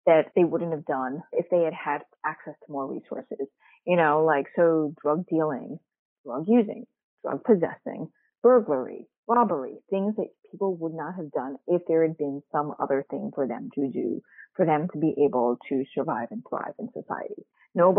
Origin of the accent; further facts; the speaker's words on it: New York City, New York, United States; I grew up in Queens, New York